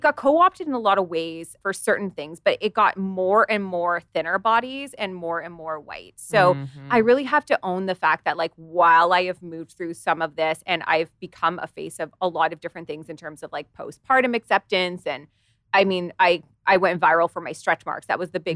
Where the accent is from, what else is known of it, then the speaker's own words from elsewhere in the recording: Canada; I live in Canada